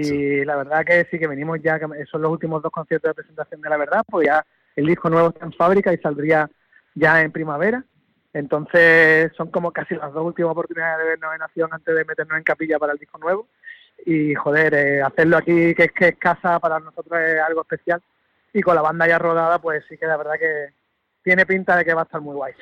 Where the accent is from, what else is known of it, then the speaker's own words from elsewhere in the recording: Jerez de la Frontera, Andalusia, Spain; mi tierra, Jerez